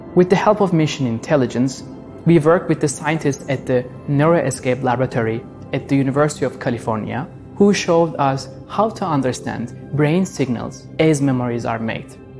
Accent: Istanbul, Turkey; moved away as an adult; now in Los Angeles, United States; as a child growing up in Istanbul

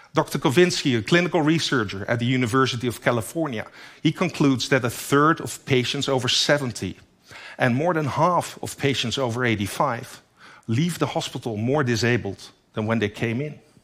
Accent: Netherlands; In my home country, the Netherlands, only 17 million people live there

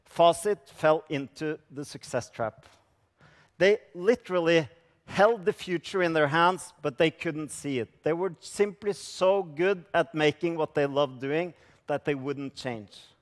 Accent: Norway; I come from Norway

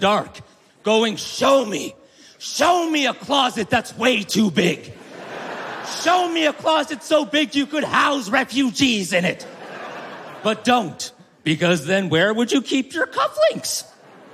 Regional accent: Canada; now in Los Angeles, United States; I live in Los Angeles, but I'm from Canada.

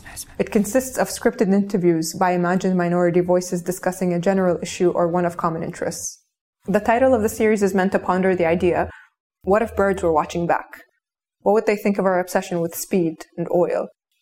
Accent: Kuwait; I grew up in Kuwait in the early 90s, where I was raised by screens.

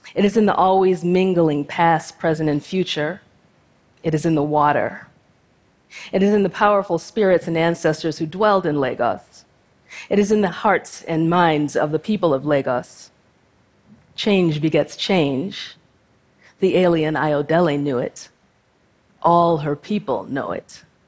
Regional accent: United States; I was born to two Nigerian immigrant parents and raised in the United States

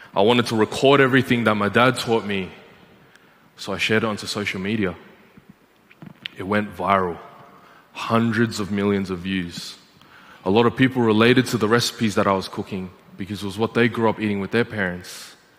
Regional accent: Malaysia; Growing up in Malaysia, the kitchens are outside, just like this.

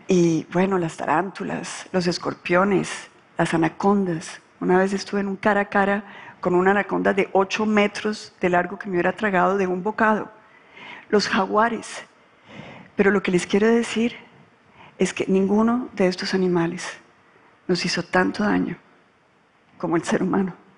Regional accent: Colombia; cuando yo ingresé a la política en Colombia

